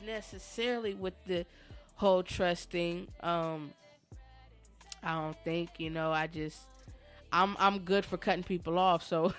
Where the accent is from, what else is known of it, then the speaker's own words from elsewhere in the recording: San Diego, California, United States; now in Dayton, United States; well, I'm in Dayton now, but we're from San Diego. California